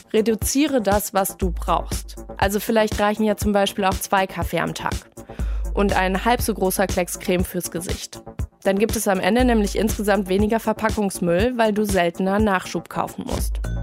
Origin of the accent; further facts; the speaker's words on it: Germany; wir in Deutschland